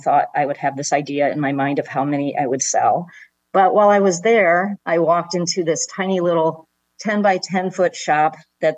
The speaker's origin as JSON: {"language": "English", "town": "West Bloomfield", "region": "Michigan", "country": "United States", "tie": "born or raised there", "said": "I grew up in Michigan, a suburb of Detroit called West Bloomfield"}